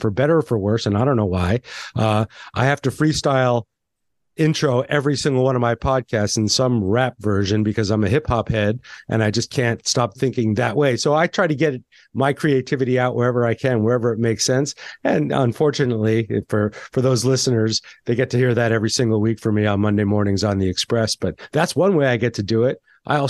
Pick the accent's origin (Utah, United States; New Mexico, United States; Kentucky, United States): New Mexico, United States; Santa Fe; I grew up in Santa Fe, New Mexico in the restaurant business, but I was surrounded by a lot of art.